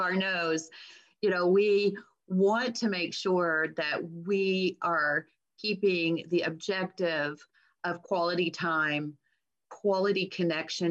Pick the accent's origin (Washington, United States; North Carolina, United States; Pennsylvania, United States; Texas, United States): Texas, United States; I'm a Texan